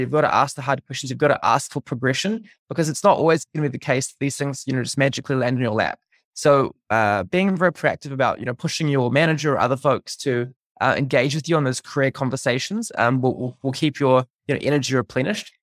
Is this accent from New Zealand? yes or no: yes; New Zealand; moved away as an adult; growing up in New Zealand, uh, until I was fourteen